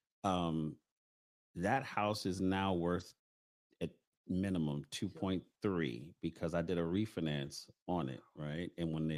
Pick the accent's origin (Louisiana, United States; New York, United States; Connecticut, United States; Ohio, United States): New York, United States; New York City; I grew up in Bedstuy, Lafayette Avenue